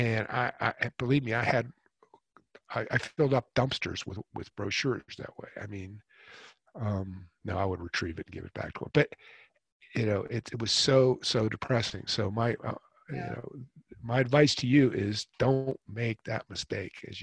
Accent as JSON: {"language": "English", "town": "Pittsburgh", "region": "Pennsylvania", "country": "United States", "also_born_or_lived": "New York City", "moved": "yes", "lives_now": "Carolina, United States", "said": "we're from Pittsburgh originally"}